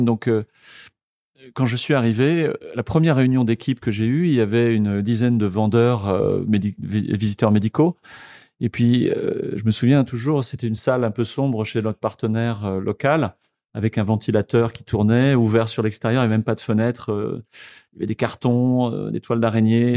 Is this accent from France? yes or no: yes; Le Mans, Pays de la Loire, France; moved away as an adult; also born or lived in Tours; now in Vietnam; je suis né au Mans, dans la Sarthe, donc je suis un Manceau. Euh, j'ai étudié jusqu'à mes 18 ans, euh, passé mon bac au Mans